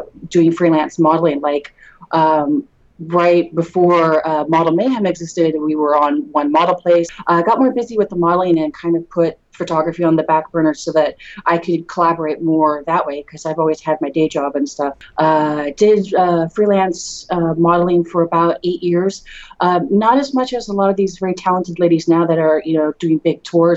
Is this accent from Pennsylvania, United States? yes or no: no; Redwood City, California, United States; now in San Jose, United States; I was born and raised in Redwood City. I grew up there, and I'm in San Jose now